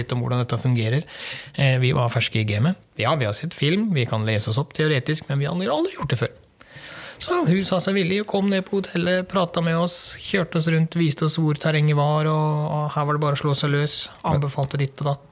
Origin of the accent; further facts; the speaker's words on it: Sørlandet, Southern Norway, Norway; now in Western Norway, Norway; for min del så har jeg vokst opp eh, nede på Sørlandet, bodde der i mange år. jeg flytta fra Østlandet til Sørlandet før jeg flytta opp til Vestlandet